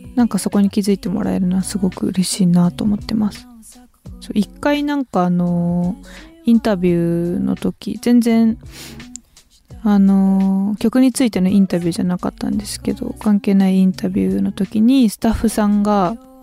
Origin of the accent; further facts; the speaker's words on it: Chigasaki, Kanagawa, Japan; 茅ヶ崎出身なので、海のそばで本当にちっちゃい時から育ったんですけど